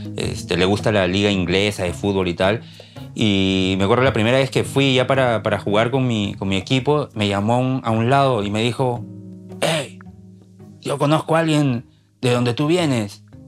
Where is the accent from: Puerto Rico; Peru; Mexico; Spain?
Peru; moved away as an adult; now in Maine, United States; yo soy de Perú